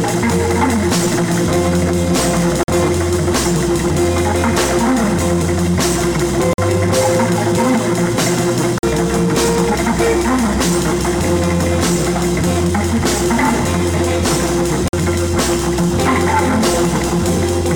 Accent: Oakland, California, United States; I'm from Oakland, San Francisco

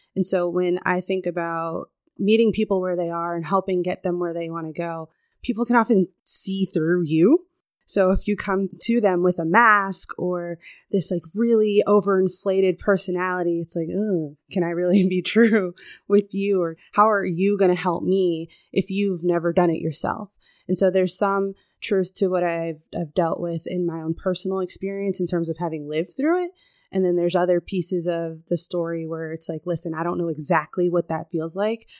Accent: Chicago, Illinois, United States; moved away as an adult; also born or lived in Southern California; So I was born on the West Coast, Southern California girl, but I grew up in the Midwest, Chicago, right here

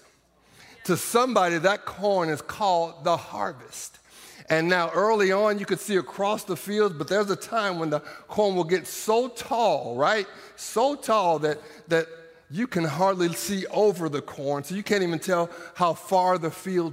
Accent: Iowa, United States; now in Norman, United States; I grew up in Iowa

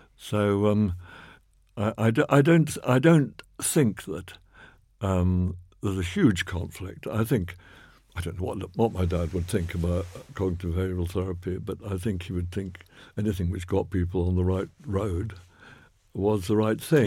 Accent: Oxford, South East England, United Kingdom; I grew up in North Oxford

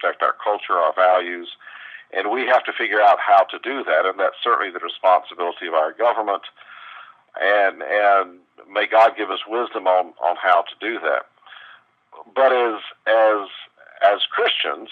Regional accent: the South, United States; I grew up in the South

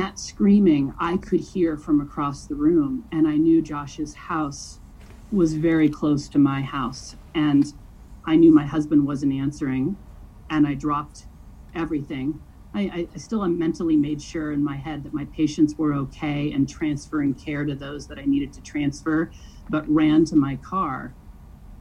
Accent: Colorado, United States; also born or lived in California; I grew up both in California, as well as actually the majority of my time in Colorado

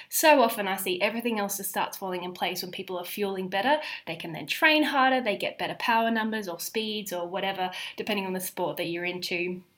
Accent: Australia; also born or lived in Zambia / United Kingdom; So obviously I am Australian, although I have spent almost half of my life overseas. I grew up in Zambia as a teenager, and then before going back to Australia to study dietetics at uni, I then promptly moved overseas to the UK

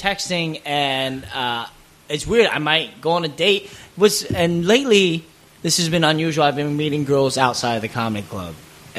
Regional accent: Pennsylvania, United States; moved away as an adult; also born or lived in Rhode Island; now in Los Angeles, United States; I'm from Pennsylvania.

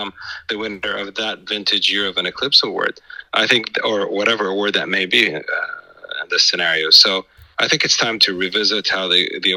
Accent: Saudi Arabia

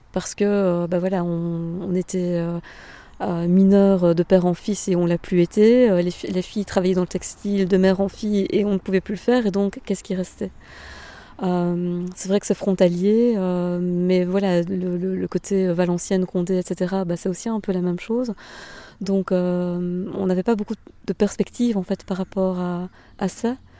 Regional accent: Bernissart, Wallonia, Belgium; moved away as an adult; also born or lived in Liège / Brussels; now in Walloon Brabant, Belgium; Ma région d'origine, c'est euh, donc euh, Bernissa, c'est un, petit village entre Tournai et Mons

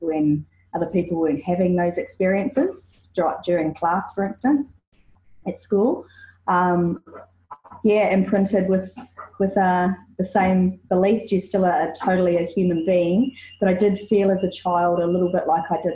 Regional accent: New Zealand; now in Australia; I'm a New Zealander, loving and living in Australia

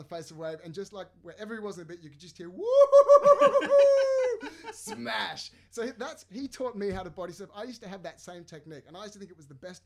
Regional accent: Sydney, New South Wales, Australia; I'm from the suburbs of the North Shore.

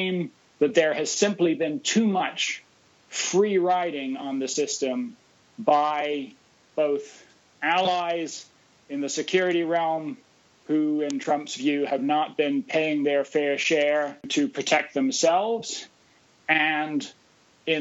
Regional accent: United States; We, as American policymakers

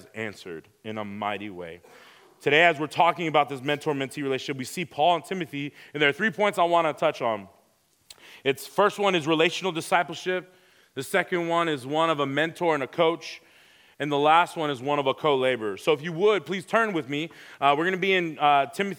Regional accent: Houston, Texas, United States; moved away as an adult; also born or lived in Pearland, Texas; I was born in Houston, Texas. I've been there ever since 2015, I grew up there

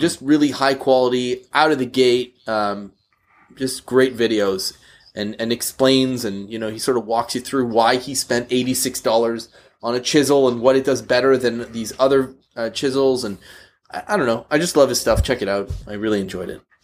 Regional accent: Canada; we're, uh, we're both Canadian

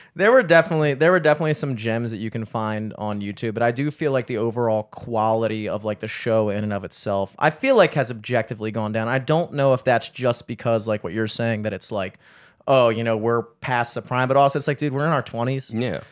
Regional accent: Towson, Maryland, United States; we grew up in Towson

